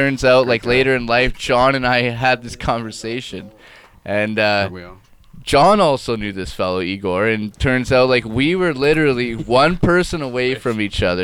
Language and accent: English; Medicine Hat, Alberta, Canada; I'm from Medicine Hat, Alberta